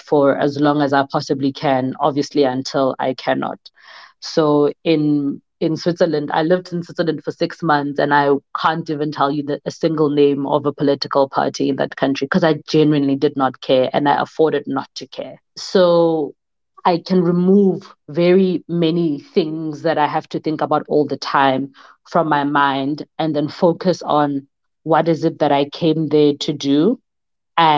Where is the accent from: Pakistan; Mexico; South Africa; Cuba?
South Africa; moved away as an adult; also born or lived in Denmark